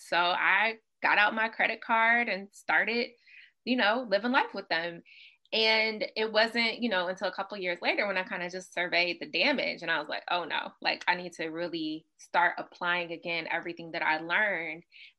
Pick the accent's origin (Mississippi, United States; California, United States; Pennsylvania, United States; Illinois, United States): Mississippi, United States; also born or lived in Los Angeles, United States; So for me, my background is, I grew up primarily in Mississippi.